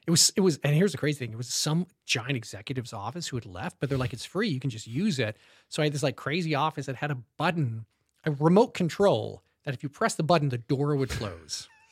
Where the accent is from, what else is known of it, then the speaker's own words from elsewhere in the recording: Canada; moved away as an adult; now in Los Angeles, United States; I love Canada. I, obviously, it's, was, it's my home country